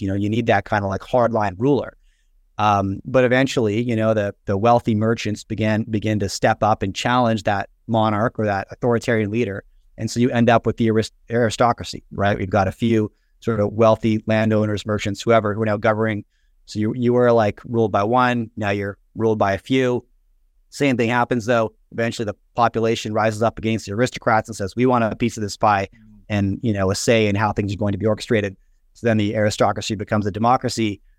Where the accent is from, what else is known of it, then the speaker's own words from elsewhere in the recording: Canada; I grew up in the nineties in, in Canada